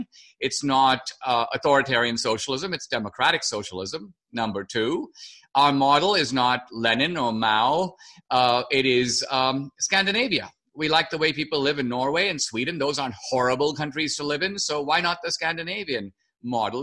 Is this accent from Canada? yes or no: no; India; moved away; I grew up in India